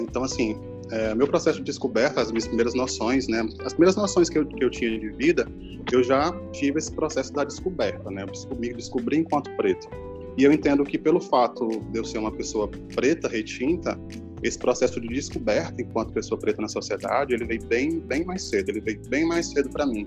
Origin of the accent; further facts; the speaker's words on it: Piauí, Brazil; moved away as an adult; now in Natal, Brazil; eu sou natural do estado do Piauí, mas eu moro em Natal há três anos